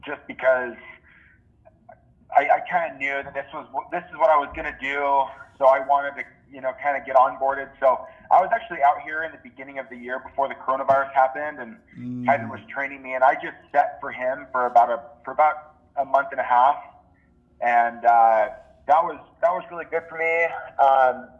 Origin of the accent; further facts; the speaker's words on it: Oahu, Hawaii, United States; also born or lived in Maui, Hawaii; When I was about 2, they moved to Oahu, and I lived